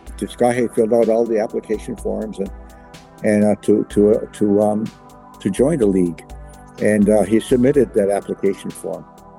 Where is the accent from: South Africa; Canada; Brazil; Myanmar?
Canada; Kahnawake, Quebec; And I'm from Ganawage, which is a Mohawk community in Quebec, near Montreal.